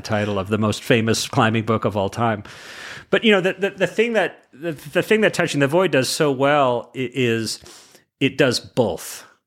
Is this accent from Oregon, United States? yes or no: no; California, United States; I'm from California